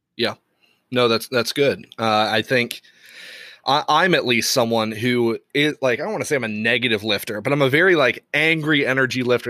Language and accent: English; Bible Belt of the U.S., United States; moved away; also born or lived in Ireland; I grew up in the Bible Belt of the U.S., and so then I move over to to Europe, to Ireland